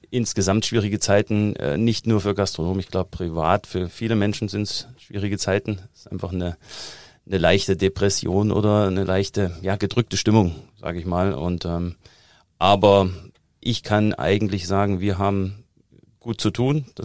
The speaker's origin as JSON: {"language": "German", "region": "East Germany", "country": "Germany", "also_born_or_lived": "United States", "said": "weil ich komme ja aus der DDR, und da arbeitet man gern mit Plänen."}